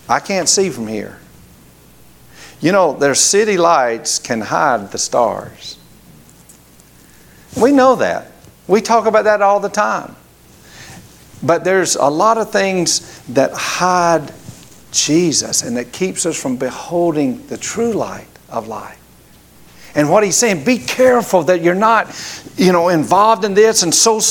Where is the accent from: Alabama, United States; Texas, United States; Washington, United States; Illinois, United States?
Alabama, United States; Grady; moved away; where we grew up in Grady, Alabama